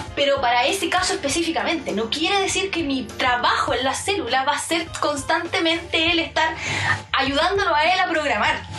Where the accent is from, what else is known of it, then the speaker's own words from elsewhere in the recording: Chile; nosotros somos chilenos